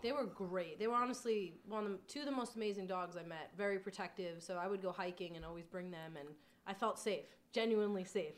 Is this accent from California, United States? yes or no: no; Long Island, New York, United States; moved away; I'm originally from Long Island